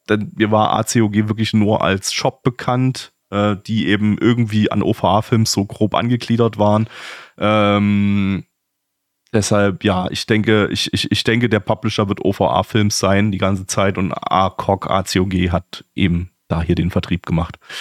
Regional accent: Dresden, Saxony, Germany; als Kind in Dresden ziemlich oft in einer Arcade-Halle

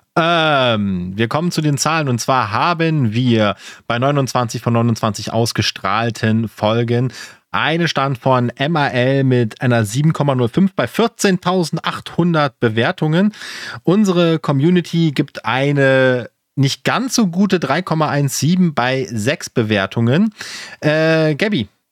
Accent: Germany

